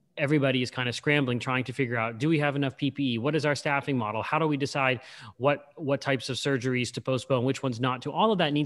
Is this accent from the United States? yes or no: yes; Pittsburgh, Pennsylvania, United States; I'm from Pittsburgh. I'm talking to you from Pittsburgh.